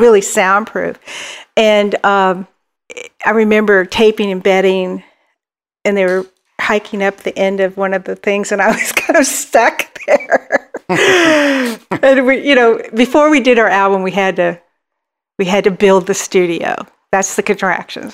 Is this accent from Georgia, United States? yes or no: no; Dallas, Texas, United States; I grew, we grew up um, in Dallas, Dallas, Texas